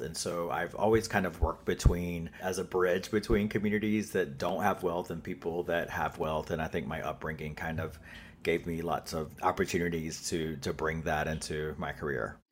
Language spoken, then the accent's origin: English; North Carolina, United States; accent: Southern; now in New York City, United States; I am an enrolled member of the Lumbee Tribe of North Carolina. So I grew up uh, there. I'm a Southern boy, which you will hear in my accent probably